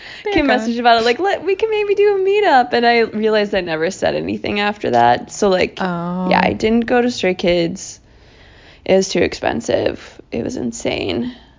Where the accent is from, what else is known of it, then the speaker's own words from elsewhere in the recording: Minnesota, United States; accent: Minnesota; that's my Minnesota accent, as you can tell.